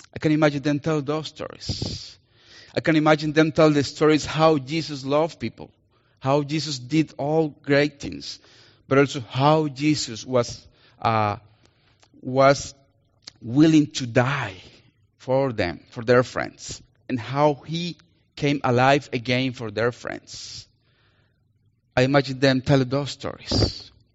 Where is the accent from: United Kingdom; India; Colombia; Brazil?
Colombia; accent: Colombian; English is a second language; now in Minnesota, United States; I'm gonna use my Colombian accent. because I'm Colombian